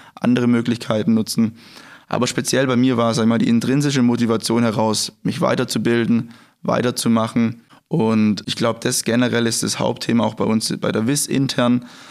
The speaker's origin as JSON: {"language": "German", "country": "Germany", "said": "Ich komme hier aus der Gegend, es sind circa 10 Kilometer von hier entfernt"}